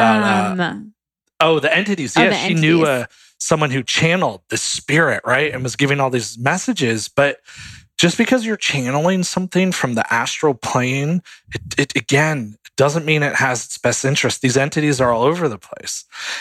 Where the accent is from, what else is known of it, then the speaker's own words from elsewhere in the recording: Connecticut, United States; also born or lived in New York / Virginia; now in Los Angeles, United States; the areas that I lived growing up in Connecticut